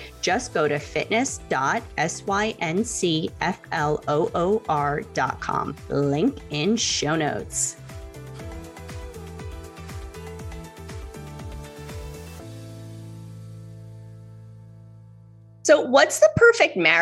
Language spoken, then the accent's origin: English; New York, United States; now in Miami, United States; I'm from New York, but I'm in Miami.